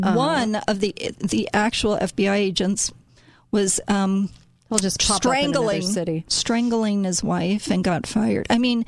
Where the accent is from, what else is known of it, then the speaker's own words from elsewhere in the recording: Chicago, Illinois, United States; this was in Chicago, which is my hometown